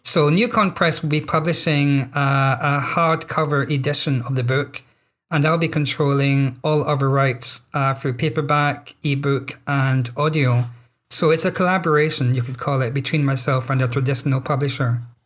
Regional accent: Scotland, United Kingdom; I'm Scottish, therefore I'm a British writer

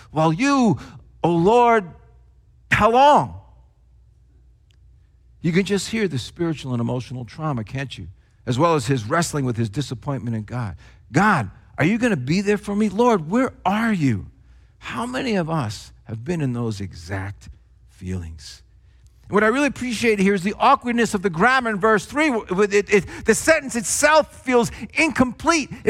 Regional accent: New Jersey, United States; accent: Jersey; if it wasn't, you know, for my not so Christian words that I'd often use, then it was because of my Jersey accent, because it was so thick in those days.

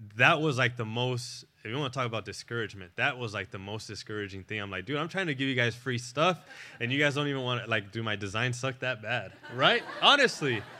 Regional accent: National City, California, United States; moved away; I'm from National City down in San Diego.

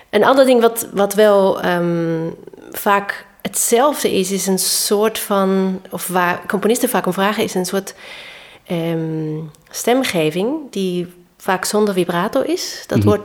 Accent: Vienna, Austria; Ik bedoel, ik kwam uit Wenen, hè?

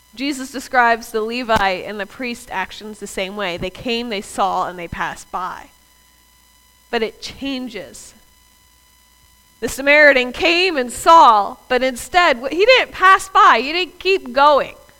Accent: the South, United States; I'm from the South

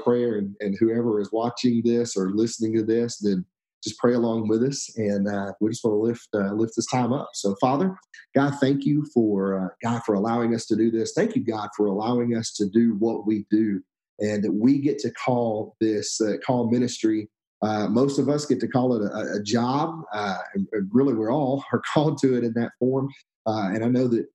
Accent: Alabama, United States; moved away as an adult; also born or lived in Texas; now in Stone Mountain, United States; We moved from Alabama, which is where I'm from originally, to Texas

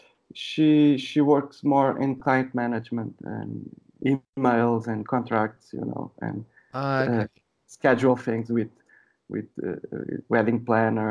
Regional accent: Sintra, Lisbon, Portugal; now in Lisbon, Portugal; I was born in Lisbon. I didn't live in Lisbon all my life. I lived in a village very close to Lisbon. I don't know, maybe 30 minutes, 40 minutes from Lisbon.

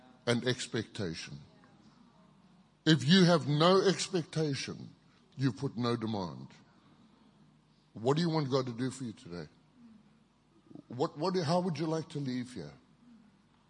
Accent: Kitwe, Copperbelt Province, Zambia; also born or lived in Zimbabwe; now in Thailand; I grew up in Zambia, and I was in a little town called Kitwe for many, many years

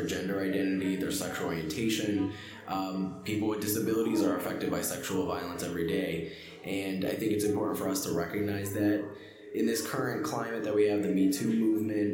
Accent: Palmerton, Pennsylvania, United States; also born or lived in Allentown, Pennsylvania / Kutztown, Pennsylvania; grew up in Palmerton, PA, which is in Carbon County

